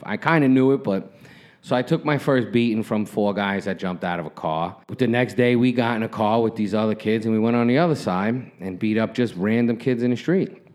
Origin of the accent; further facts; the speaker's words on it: New York City, New York, United States; where I grew up in Brooklyn. It was Flatbush